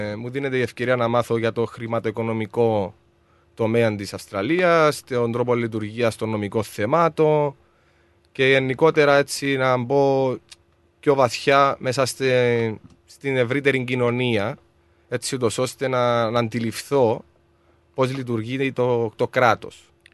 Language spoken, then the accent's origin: Greek; Larnaca, Larnaca District, Cyprus; moved away as an adult; now in Melbourne, Australia; Στην όμορφη Λάρναγα είναι η, η πόλη μου η Λάρναγα